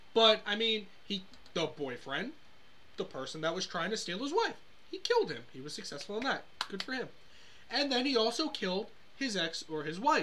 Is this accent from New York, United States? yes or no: yes; New York, United States; I grew up in New York